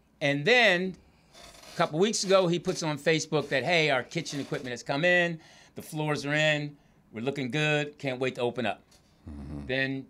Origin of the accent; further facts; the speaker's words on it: East Coast, United States; now in California, United States; I'm from the East Coast